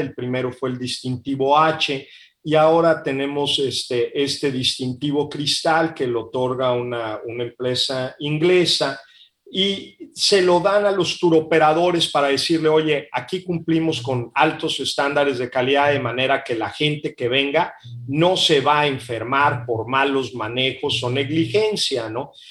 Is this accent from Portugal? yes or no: no; Mexico; also born or lived in Monterrey; soy muy mexicano, este, quiero mucho a mi país